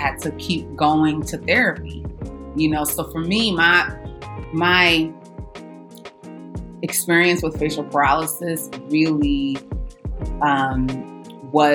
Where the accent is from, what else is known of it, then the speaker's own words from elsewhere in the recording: New York City, New York, United States; also born or lived in Los Angeles; growing up in Brooklyn